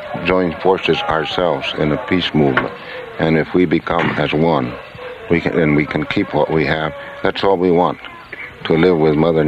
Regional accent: the West, United States; I'm from the West

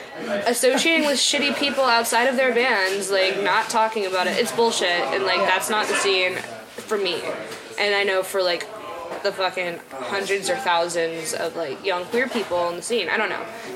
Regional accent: Dallas, Texas, United States; moved away as an adult; now in Boston, United States; I'm from Dallas

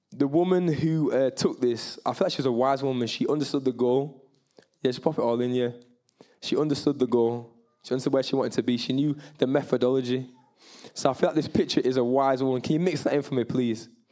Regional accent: Bradford, Yorkshire and the Humber, United Kingdom; I'm from Bradford. I'm proudly Jamaican, proudly English, proudly from West Yorkshire

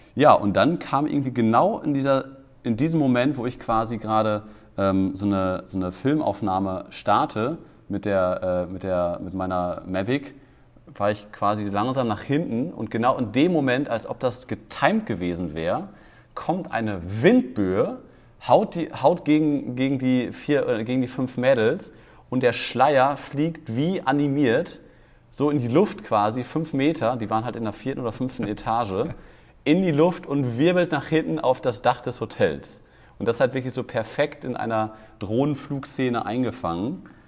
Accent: Germany; als Deutscher

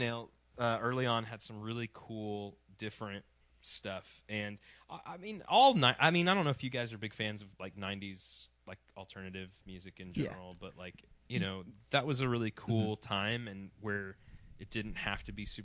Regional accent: Louisiana, United States; I grew up in Louisiana

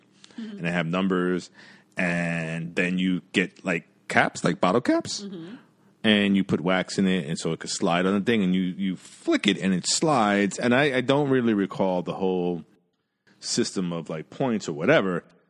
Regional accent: New York City, New York, United States; I was born in Jamaica, Queens, and yeah, I think I was like one or two. Yeah. Yeah, like I grew up, that's the house that I grew up in.

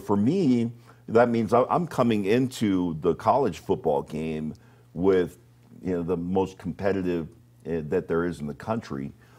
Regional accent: Honolulu, Hawaii, United States; moved away as an adult; we grew up on the town side behind the valley behind the University of Hawaii is where we grew up.

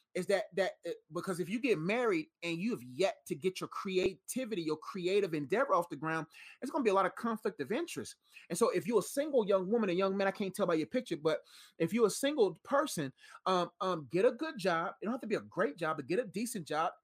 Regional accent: Nigeria; I'm Nigerian, so I got Nigerian traits.

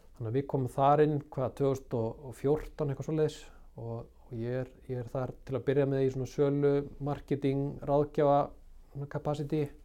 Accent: Garðabær, Capital Region, Iceland; also born or lived in Akranes; Ég er þarna uppalinn á Akarnasi og við flyttjum í, í Garðabæn þegar ég er nýjára gammal

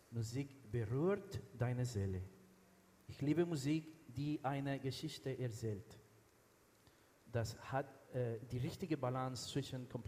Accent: Venezuela; born there; also born or lived in United States; Ich, ich, habe, ich bin in Venezuela geboren. Ich habe dann, dann in den USA studiert und alle unsere Kinder sind dort geboren und sind Amerikaner. Wir haben in Miami gelebt, das war schön, heiß.

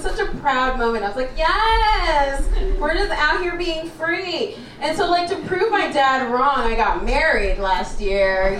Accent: Canada; also born or lived in Kenya; I grew up in Canada. That's why I sound white.

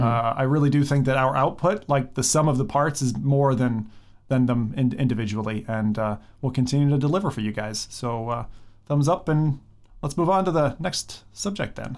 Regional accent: United States; I'm American

